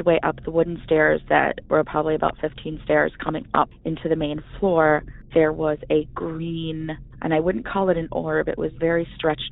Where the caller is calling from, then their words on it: Grand Rapids, Michigan, United States; I'm calling from Grand Rapids, Michigan